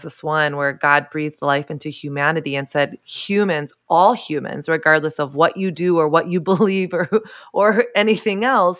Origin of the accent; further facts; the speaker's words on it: Southern United States, United States; I grew up in the South where I didn't grow up in a Christian home, but Christianity was sort of the air I breathed.